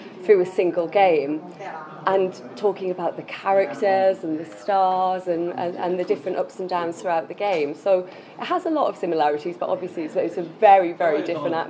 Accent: Newcastle upon Tyne, North East England, United Kingdom; moved away; also born or lived in Leeds / Manchester; I'm a Geordie girl

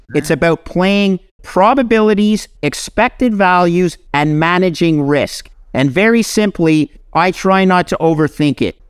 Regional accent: Canada; I'm a Canadian

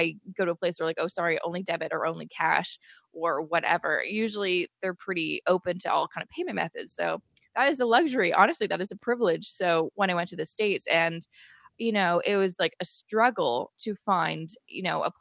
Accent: Canada; I'm Canadian

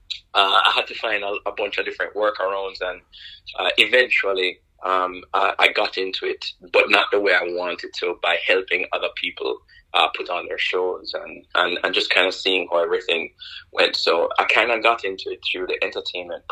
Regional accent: Kingston, Jamaica; moved away as an adult; I'm not from the States. I was born in Kingston, Jamaica, raised in Jamaica

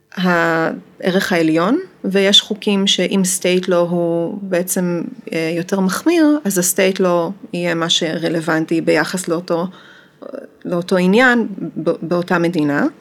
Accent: Amsterdam, North Holland, Netherlands; moved away as an adult; now in Israel; אני גרתי באמסטרדם מגיל שמונה, ועשיתי שם אה, תואר ראשון ותואר שני, ואחרי התואר השני אה, עליתי לארץ

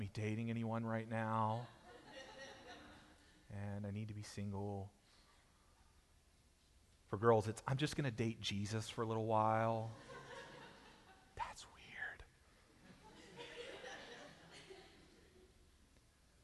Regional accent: Texas, United States; I was born in Texas

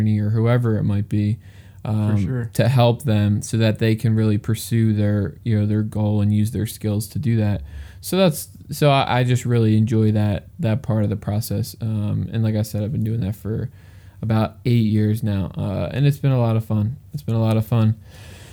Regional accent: outside of Philadelphia, Pennsylvania, United States; I grew up in Pennsylvania. I grew up like 15 minutes outside of Philadelphia, and now I'm live about an hour outside of Philadelphia

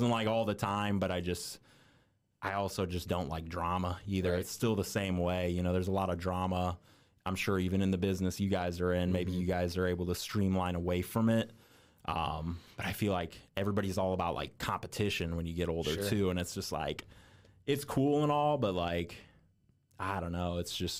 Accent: Indiana, United States; genuinely, I'm just from Indiana and been all over the place in Indiana.

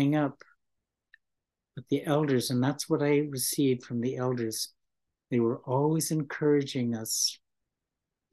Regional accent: United States; English is a second language; our people, Native American people

